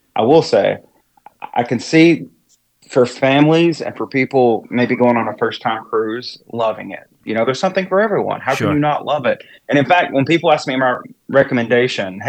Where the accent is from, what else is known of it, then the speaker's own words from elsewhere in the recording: East Tennessee, United States; now in East Coast, United States; I'm originally from Tennessee, East Tennessee, and grew up not too far from Dollywood